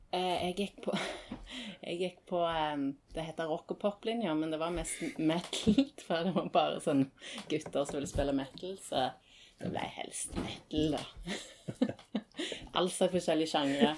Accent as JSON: {"language": "Norwegian", "town": "Stavanger", "region": "Rogaland", "country": "Norway", "also_born_or_lived": "Tromsø", "moved": "as an adult", "said": "jeg var, hjemme i Stavanger i to-tre år i mellomtiden"}